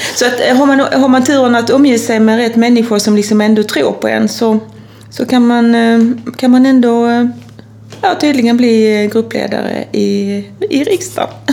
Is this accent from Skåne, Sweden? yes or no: yes; Kristianstad, Skåne, Sweden; jag är ju från Kristianstad och där spelar vi ju handboll